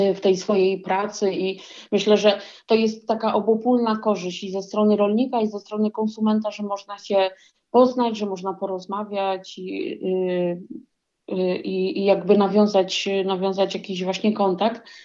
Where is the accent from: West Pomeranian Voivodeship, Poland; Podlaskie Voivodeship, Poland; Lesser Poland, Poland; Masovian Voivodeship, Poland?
Masovian Voivodeship, Poland; Warsaw; moved away as an adult; also born or lived in near Grzybów; now in Grzybów, Poland; urodziłam się i wychowałam w Warszawie